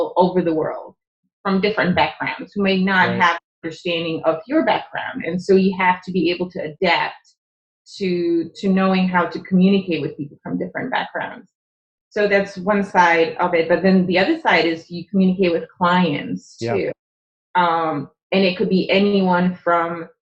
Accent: Czechia; English is a second language; moved away; I'm from the Czech Republic. Okay. So my father's Czech

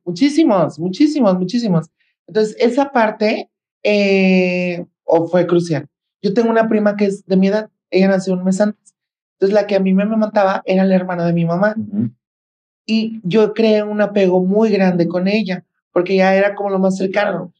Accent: Guadalajara, Jalisco, Mexico; soy de Guadalajara, Jalisco

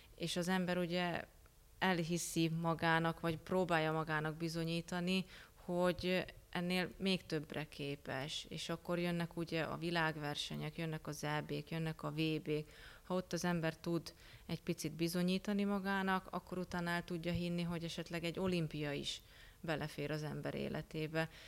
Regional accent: Miskolc, Borsod-Abaúj-Zemplén, Hungary; also born or lived in Budapest; mivel Miskolci vagyok

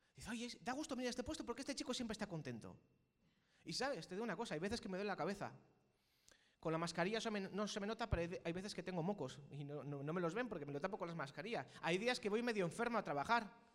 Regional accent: Spain; los que somos aquí españoles

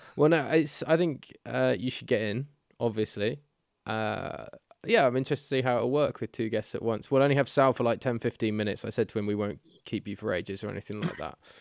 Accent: United Kingdom; we're British

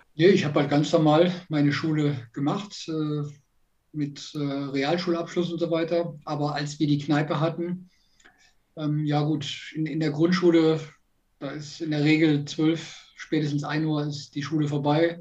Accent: Alsdorf, North Rhine-Westphalia, Germany; now in Ingolstadt, Germany; ich bin ja gebürtig aus der Nähe von Aachen, also aus Alsdorf, äh, dort bin ich ja aufgewachsen

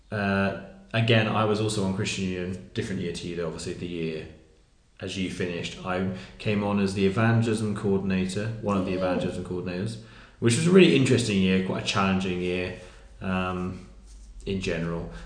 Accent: Wimborne, South West England, United Kingdom; moved away as an adult; a Baptist church in Wimborne, which is where I grew up

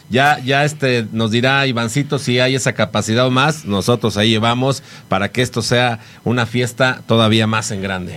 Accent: Mexico; como buenos mexicanos siempre también nos acompaña el Alcacelser

